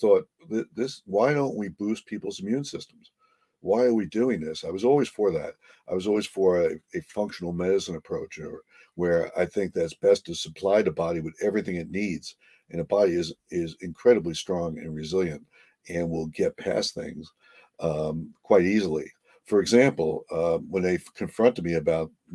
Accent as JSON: {"language": "English", "region": "New Jersey", "country": "United States", "moved": "yes", "lives_now": "Connecticut, United States", "said": "I'm from New Jersey"}